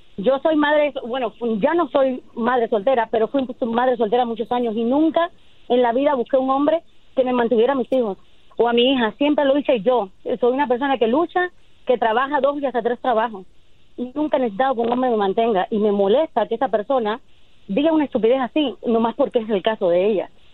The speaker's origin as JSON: {"language": "Spanish", "country": "Cuba", "moved": "as an adult", "said": "Yo soy de Cuba y, llevo aquí 24 años."}